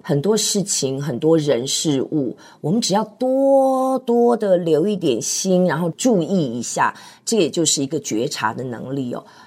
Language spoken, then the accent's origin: Chinese; Hsinchu, Taiwan; 我在新竹出生